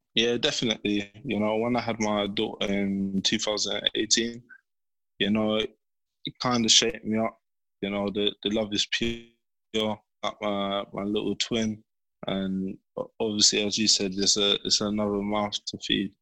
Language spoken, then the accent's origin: English; London, United Kingdom; growing up in Bermondsey? Yeah, it was calm. Yeah, um, I had a few friends around there. Went to the same primary school.